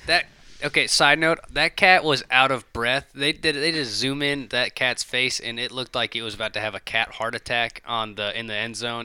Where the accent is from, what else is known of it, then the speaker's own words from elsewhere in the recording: Alabama, United States; now in Lexington County, South Carolina, United States; Nashville was close to where I grew up in Alabama